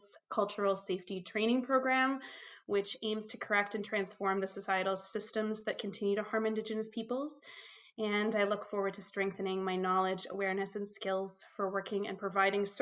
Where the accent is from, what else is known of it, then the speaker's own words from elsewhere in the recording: Minnesota, United States; moved away as an adult; also born or lived in Toronto, Canada; now in Canada; I was born in the States, obviously, Minnesota. I moved to Canada at the ripe old age of 18.